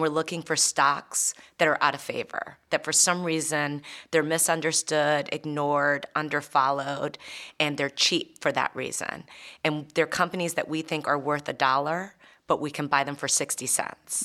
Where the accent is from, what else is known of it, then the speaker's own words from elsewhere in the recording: United States; being an American